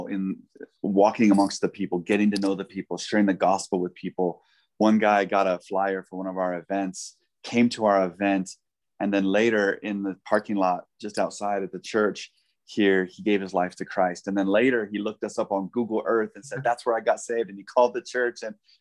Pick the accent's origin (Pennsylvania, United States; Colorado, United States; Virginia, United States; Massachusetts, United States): Colorado, United States; Denver; also born or lived in South Africa; I ended up serving here in my Jerusalem, you know, my hometown, you know, yeah. Denver